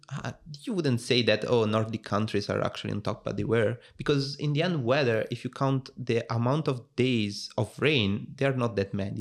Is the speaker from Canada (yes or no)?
no; Italy; accent: Italian; English is a second language; moved away as an adult; also born or lived in Rome; now in Netherlands; I'm from Italy, as you can guess from my accent.